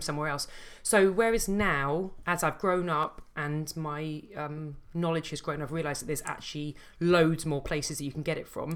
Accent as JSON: {"language": "English", "region": "London", "country": "United Kingdom", "tie": "born or raised there", "said": "I grew up in Southeast London"}